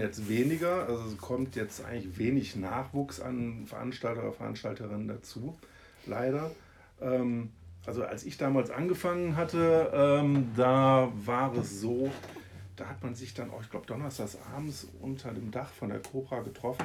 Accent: Haan, North Rhine-Westphalia, Germany; also born or lived in Solingen (Ohligs); Bin aber in äh, Hahn aufgewachsen

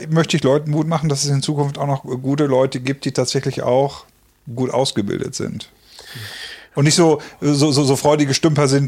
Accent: Detmold, North Rhine-Westphalia, Germany; weil ich komme aus Detmold und ich suche gerade auch ein bisschen was.

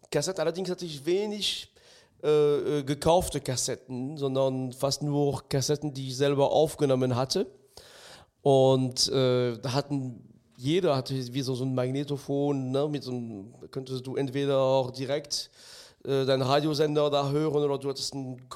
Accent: France; German is a second language; ich bin im ganz Minidorf in Frankreich aufgewachsen. Das heißt, die Anzahl und die Art der, der Schallplatten, die es, die es zu kaufen gab, war sehr, sehr übersichtlich.

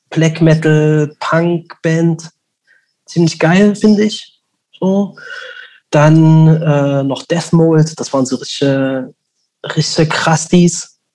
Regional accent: Leipzig, Saxony, Germany; Und ich so, näher aus Leipzig.

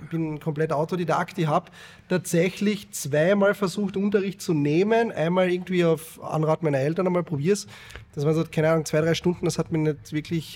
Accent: Carinthia, Austria; born or raised there

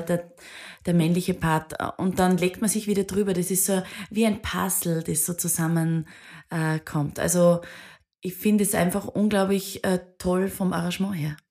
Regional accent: Bad Aussee, Styria, Austria; Viele aus meiner Heimat. Ich bin aus Bad Aussee.

